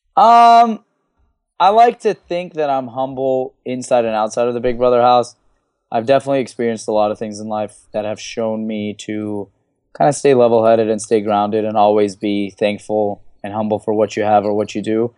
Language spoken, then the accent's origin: English; Los Angeles, California, United States; L A, 'cause that's my hometown